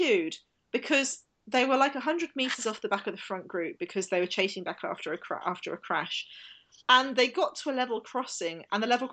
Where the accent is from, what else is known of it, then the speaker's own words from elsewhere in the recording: London, United Kingdom; I grew up in South East London